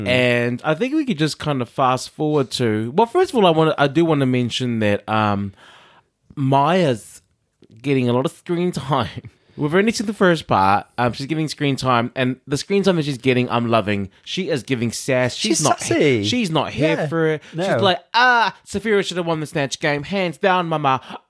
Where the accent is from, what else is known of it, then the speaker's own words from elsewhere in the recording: New York City, New York, United States; New York. I'm a New Yorker. New York.